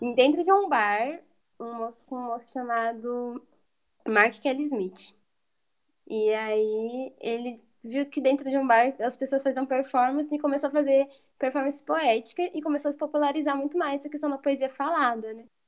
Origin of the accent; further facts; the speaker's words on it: interior of São Paulo, Brazil; moved away as an adult; now in Viçosa, Brazil; Eu sou lá de São Paulo, do interior, moro aqui em Viçosa